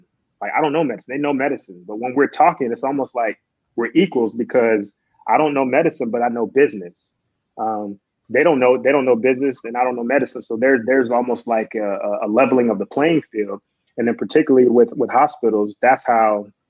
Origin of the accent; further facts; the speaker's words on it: Georgia, United States; moved away as an adult; also born or lived in Houston / Phoenix; now in Dallas-Fort Worth, United States; I move back to Georgia, and I'm working in HR